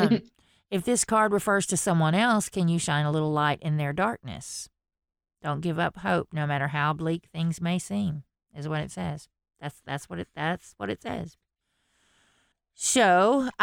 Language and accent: English; Texas, United States; I am from Texas.